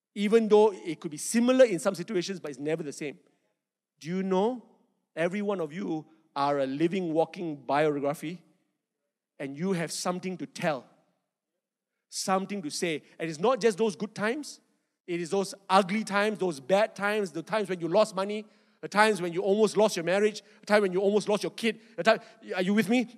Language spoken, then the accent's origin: English; Malaysia; I'm not Australian. Malaysian